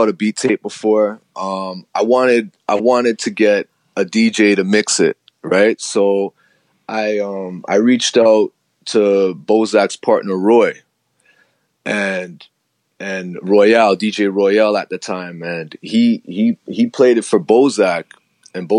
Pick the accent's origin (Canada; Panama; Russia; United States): Canada; Toronto, Ontario; the area that I grew up in an area called Rexdale. It's in Toronto